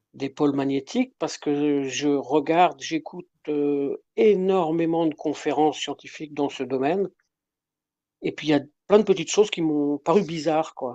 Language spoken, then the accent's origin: French; Brittany, France; je suis de Bretagne